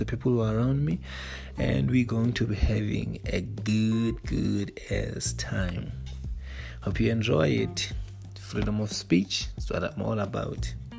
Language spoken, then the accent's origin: English; Eastern Cape, South Africa; I am from Eastern Cape, South Africa. A young, vibrant guy